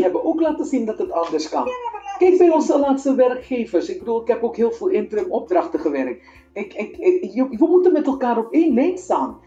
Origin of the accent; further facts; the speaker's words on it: Suriname; moved away as an adult; also born or lived in Apeldoorn / Utrecht; now in Netherlands; ik kom uit Suriname. Ik ben op uh, eh, 20-jarige leeftijd vanuit Suriname hier naar Nederland gekomen.